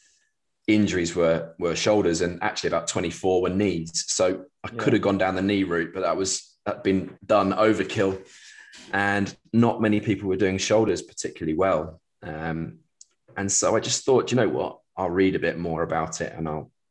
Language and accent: English; England, United Kingdom; as an Englishman working in the US with baseball teams